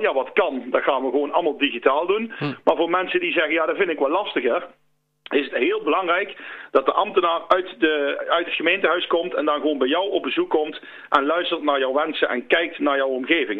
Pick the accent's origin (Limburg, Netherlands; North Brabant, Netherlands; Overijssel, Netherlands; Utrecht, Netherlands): North Brabant, Netherlands; Land van Cuijk; wij zijn als Land van Kuik